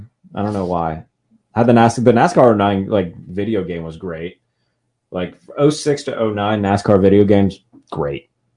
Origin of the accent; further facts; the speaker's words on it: Pittsburgh, Pennsylvania, United States; I'm from Pittsburgh